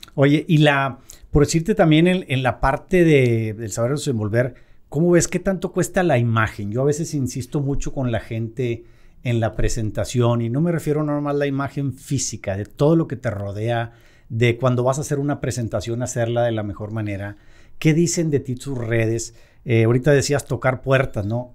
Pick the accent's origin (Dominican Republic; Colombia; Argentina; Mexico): Mexico; aquí en México